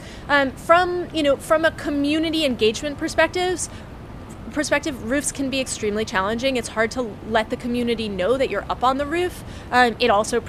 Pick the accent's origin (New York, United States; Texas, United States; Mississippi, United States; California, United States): New York, United States; New York City; you never realize it as a New Yorker, especially when you grew up here